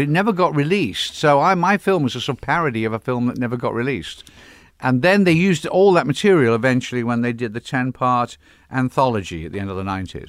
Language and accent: English; England, United Kingdom; now in California, United States; I'm English